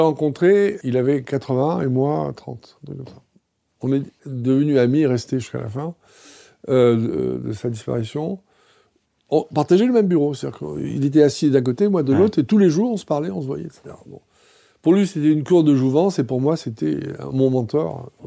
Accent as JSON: {"language": "French", "country": "Tunisia", "tie": "born or raised there", "moved": "yes", "said": "je suis né en Tunisie"}